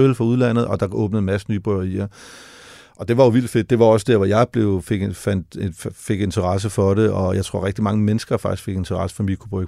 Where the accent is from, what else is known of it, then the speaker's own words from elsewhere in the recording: Denmark; hjemme i Danmark